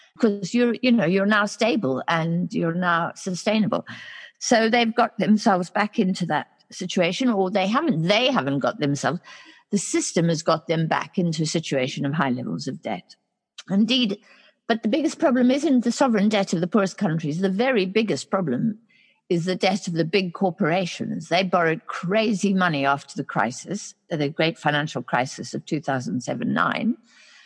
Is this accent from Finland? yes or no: no; South Africa; my home country, South Africa